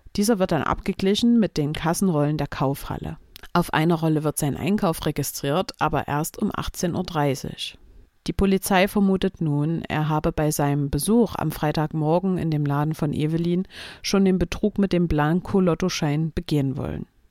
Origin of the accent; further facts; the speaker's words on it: Chemnitz, Saxony, Germany; meiner Heimatstadt Chemnitz